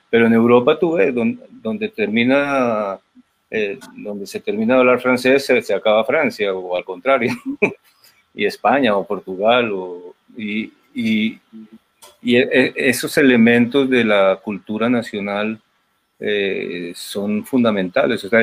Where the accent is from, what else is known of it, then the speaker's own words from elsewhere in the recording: Colombia; ¿y usted cómo hace para siendo colombiano para contar estas historias tan españolas.